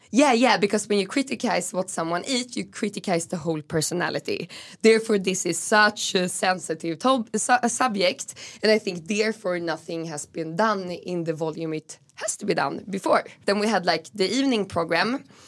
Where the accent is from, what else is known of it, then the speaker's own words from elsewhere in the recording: Stockholm, Stockholm County, Sweden; moved away as an adult; also born or lived in Åland / Berlin; I'm raised in Gamla stan, actually on Stortorget. So very city center of Stockholm